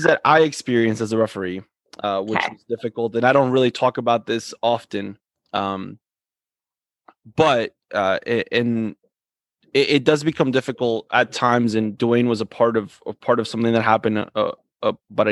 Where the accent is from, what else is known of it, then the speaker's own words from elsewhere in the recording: Coral Springs, Florida, United States; We grew up in the same town of Coral Springs, grew up in playing in the same soccer club